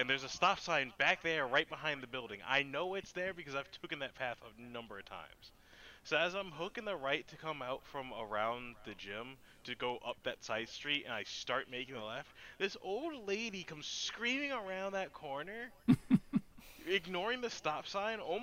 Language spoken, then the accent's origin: English; New Jersey, United States; I am from Jersey.